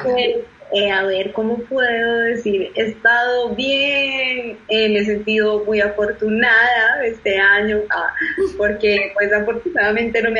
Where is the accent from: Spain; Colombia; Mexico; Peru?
Colombia; moved away as an adult; now in Germany; de Colombia